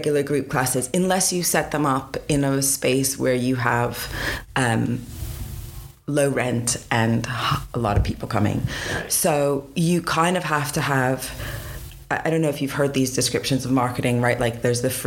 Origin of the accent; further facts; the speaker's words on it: Pittsburgh, Pennsylvania, United States; moved away as an adult; also born or lived in San Diego, California; now in United Kingdom; I am from Pittsburgh. Well, I was born in San Diego, but I grew up in Pittsburgh, and I've been in the UK since 2005